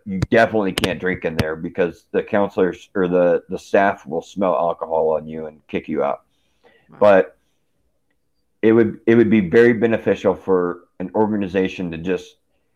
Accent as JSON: {"language": "English", "town": "Aurora", "region": "Colorado", "country": "United States", "tie": "born or raised there", "also_born_or_lived": "Denver", "said": "I grew up in Aurora"}